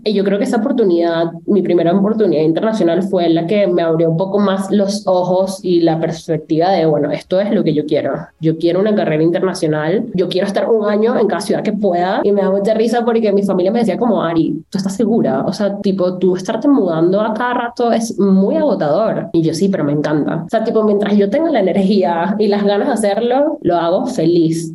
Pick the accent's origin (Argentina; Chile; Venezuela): Venezuela; moved away as an adult; also born or lived in Monterrey, Mexico / London, United Kingdom; soy venezolana